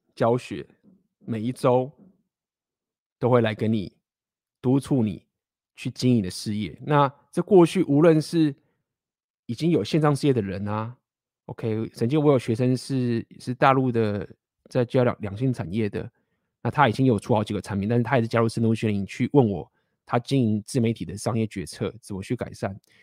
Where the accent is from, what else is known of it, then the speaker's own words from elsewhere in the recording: Taiwan; accent: Taiwanese; 我他妈就是台湾人，我就是一个台湾的男孩